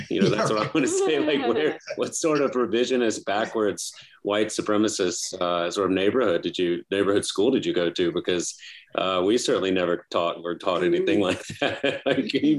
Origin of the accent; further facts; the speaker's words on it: Baton Rouge, Louisiana, United States; and I grew up in Baton Rouge.